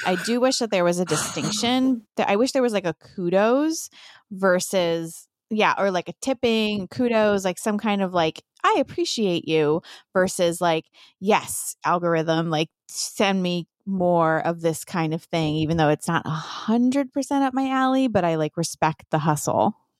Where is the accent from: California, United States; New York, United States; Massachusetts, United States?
New York, United States; New York City; So, I'm from New York